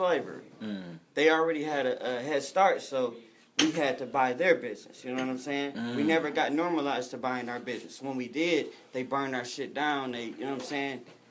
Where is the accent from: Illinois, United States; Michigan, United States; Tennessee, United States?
Michigan, United States; Detroit; moved away; also born or lived in Los Angeles, California / Pomona, California; I grew up in Detroit. I grew up on the east side of Detroit, Coney Gardens.